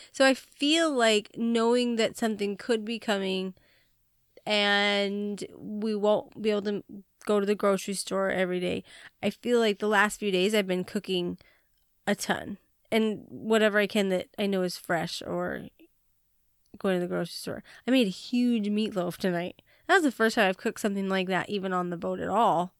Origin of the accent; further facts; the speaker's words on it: Montana, United States; I was not born in Hawaii, and I was born in Montana